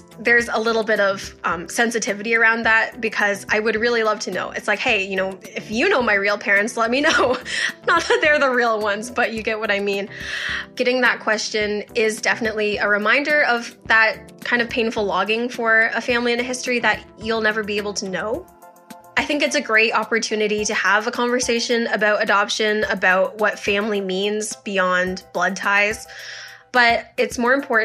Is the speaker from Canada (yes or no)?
yes; Strathroy, Ontario, Canada; also born or lived in Hunan, China; I was adopted from Hunan, China when I was a year old, and I grew up in Strathroy, Ontario